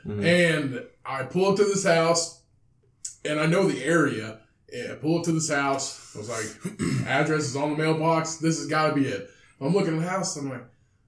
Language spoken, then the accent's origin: English; Bedford, Indiana, United States; also born or lived in Vincennes, Indiana; we're from Bedford